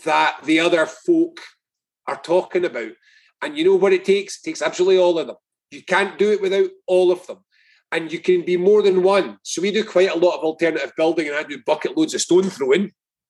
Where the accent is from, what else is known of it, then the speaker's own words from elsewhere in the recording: Scotland, United Kingdom; I'm Scottish.